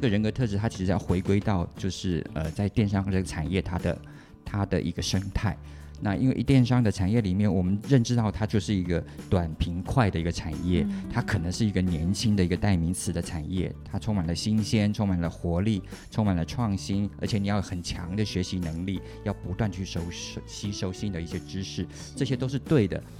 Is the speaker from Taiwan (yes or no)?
yes; Taiwan; 我自己本身也是台湾长大的小孩